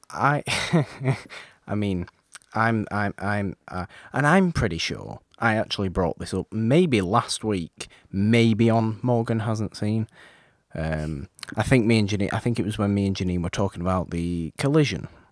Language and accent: English; United Kingdom; I'm British